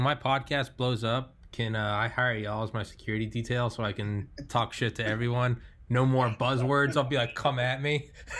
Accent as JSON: {"language": "English", "region": "New Hampshire", "country": "United States", "said": "I'm from New Hampshire, man."}